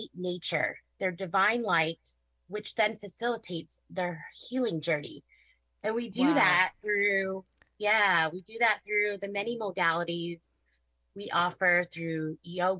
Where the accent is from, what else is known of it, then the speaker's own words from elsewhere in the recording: Southwest Michigan, United States; now in Granger, United States; I grew up in Southwest Michigan, which is just, you know, right up the street from my clinic